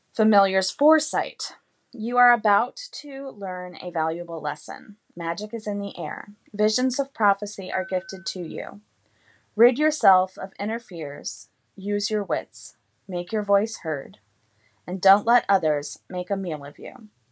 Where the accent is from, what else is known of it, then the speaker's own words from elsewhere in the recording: Carlsbad, New Mexico, United States; now in East Coast, United States; I grew up in Carlsbad, New Mexico